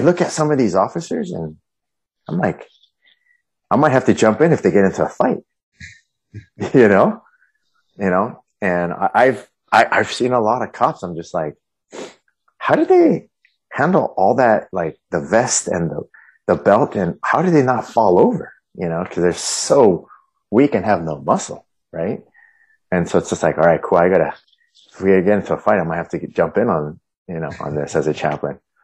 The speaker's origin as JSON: {"language": "English", "town": "Huntington Beach", "region": "California", "country": "United States", "tie": "born or raised there", "also_born_or_lived": "Colorado", "moved": "yes", "said": "I grew up in Huntington Beach, just right down the road."}